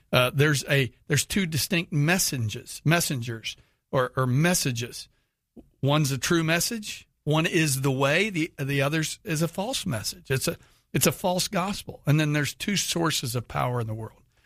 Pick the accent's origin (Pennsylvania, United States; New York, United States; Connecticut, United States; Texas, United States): Texas, United States; Houston; living in Houston